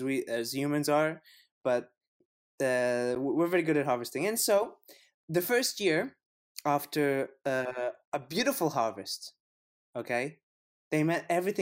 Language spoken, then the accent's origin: English; Canada; And I'm the Canadian, so, "You want to come over for Thanksgiving, yeah?"